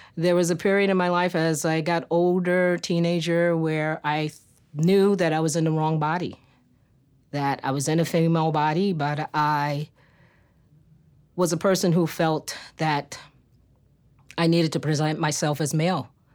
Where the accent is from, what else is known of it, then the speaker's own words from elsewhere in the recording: New York City, New York, United States; I grew up in New York City, specifically Harlem, U S A, born and reared